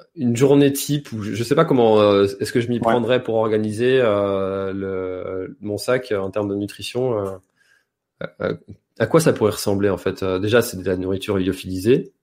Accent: France; nous, en tant que Français

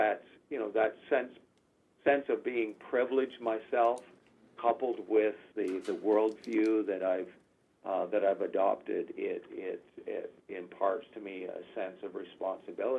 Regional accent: Canada; I was born in Canada

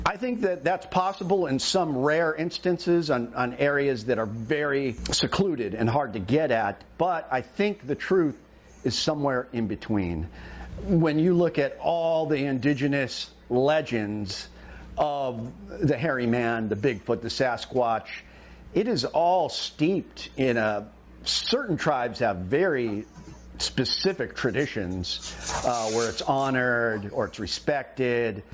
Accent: Homer, Alaska, United States; my hometown in Homer, Kachemak Bay

